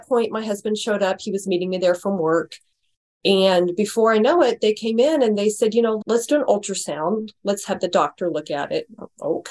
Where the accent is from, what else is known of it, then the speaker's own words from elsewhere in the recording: Branson, Missouri, United States; moved away as an adult; also born or lived in St. Louis, Missouri; we moved from Branson, Missouri. My parents actually owned a resort there.